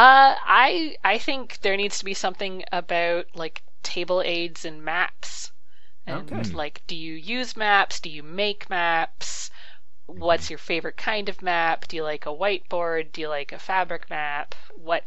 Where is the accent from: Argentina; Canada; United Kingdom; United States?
Canada; I'm Canadian